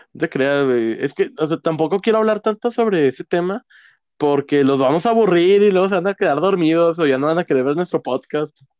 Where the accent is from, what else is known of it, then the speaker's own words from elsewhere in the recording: Mexico; hablando como nosotros, mexicano con mexicano